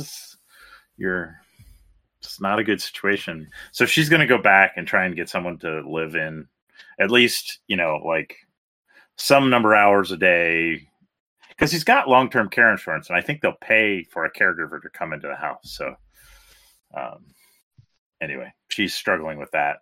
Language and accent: English; Baltimore, Maryland, United States; moved away; I grew up in Baltimore, and my brother's buried there